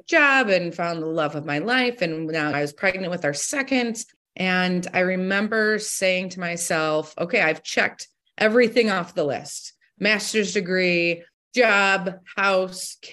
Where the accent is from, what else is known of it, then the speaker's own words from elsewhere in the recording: Toledo, Ohio, United States; I am from Toledo, Ohio. I was born and raised here, grew up in a very supportive household